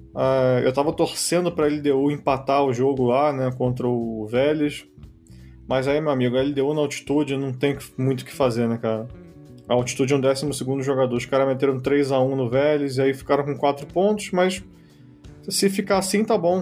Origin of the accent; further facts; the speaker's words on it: Rio de Janeiro, Brazil; eu sou carioca